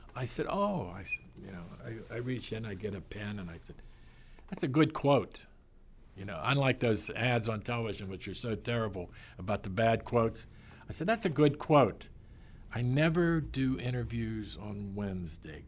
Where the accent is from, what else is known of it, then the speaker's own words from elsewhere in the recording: Pittsburgh, Pennsylvania, United States; accent: Pittsburgh; moved away as an adult; also born or lived in Miami / New York; I'm from Pittsburgh